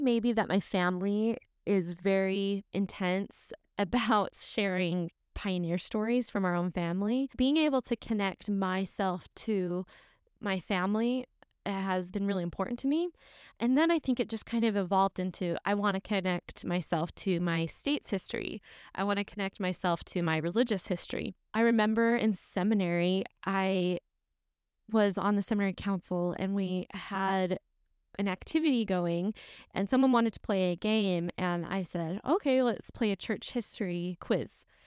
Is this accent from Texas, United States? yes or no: no; St. George, Utah, United States; I'm from Saint George